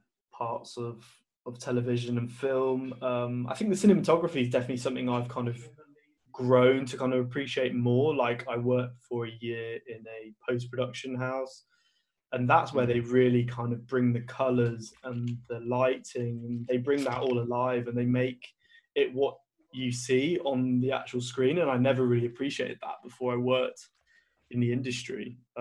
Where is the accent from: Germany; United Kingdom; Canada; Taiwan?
United Kingdom; Birmingham, West Midlands; both of us growing up in Birmingham, something that happens to me all the time is like people say, oh, you don't sound like you're from Birmingham.